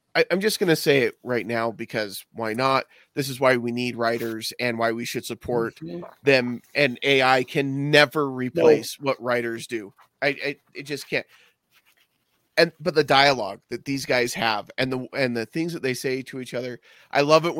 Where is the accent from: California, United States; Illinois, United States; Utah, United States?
Utah, United States; growing up in Utah